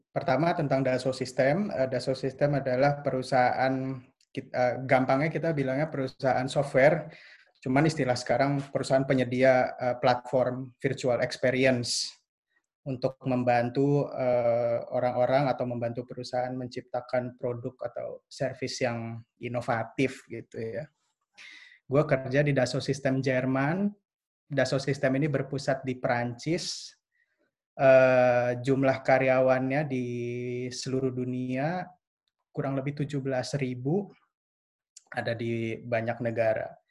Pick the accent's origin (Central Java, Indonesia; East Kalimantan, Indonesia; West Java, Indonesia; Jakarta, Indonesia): Jakarta, Indonesia; now in Berlin, Germany; Asal gue dari Jakarta, dulu gue sekolahnya di SMA Lab School Kebayoran.